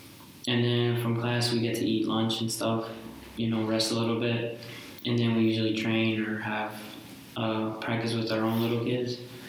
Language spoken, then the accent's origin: English; Maryland, United States; born or raised there; moved away as an adult; also born or lived in El Salvador; now in Villarreal, Spain